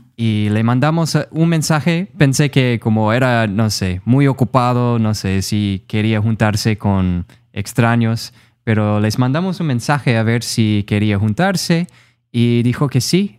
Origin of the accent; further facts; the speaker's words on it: Rochester, Minnesota, United States; Spanish is a second language; moved away as an adult; now in San Juan, Puerto Rico; soy de Minnesota, en Estados Unidos. Ah, soy de una ciudad que se llama Rochester